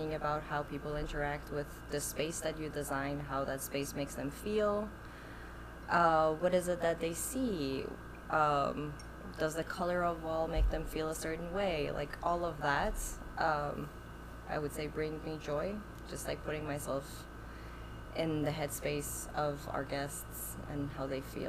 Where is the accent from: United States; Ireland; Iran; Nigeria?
Iran; So, as you said … I'm originally from Iran, moved around quite a bit.